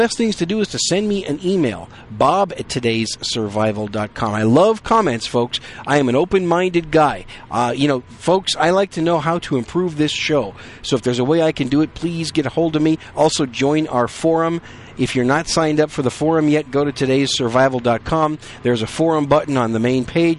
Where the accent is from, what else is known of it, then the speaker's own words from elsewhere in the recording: Wisconsin, United States; moved away as an adult; now in Texas, United States; back in my home state up there